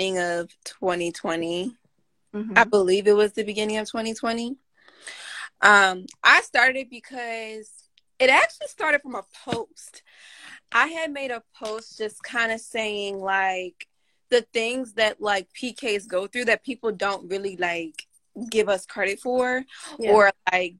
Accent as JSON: {"language": "English", "region": "Maryland", "country": "United States", "said": "I'm from Maryland"}